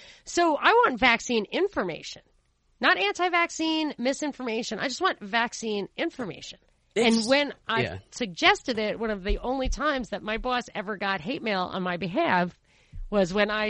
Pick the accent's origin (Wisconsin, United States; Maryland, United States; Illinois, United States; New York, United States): New York, United States; the ground zero for some of this stuff is where I grew up in New York.